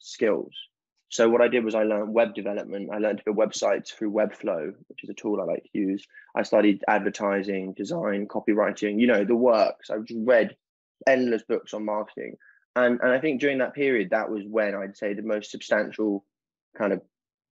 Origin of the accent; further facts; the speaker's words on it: London, United Kingdom; also born or lived in Durham; I grew up in South London